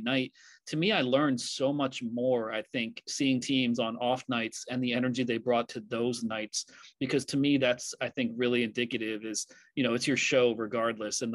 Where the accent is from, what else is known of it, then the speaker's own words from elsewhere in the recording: Philadelphia, Pennsylvania, United States; now in New York City, United States; I grew up in the Philadelphia area. I live in New York City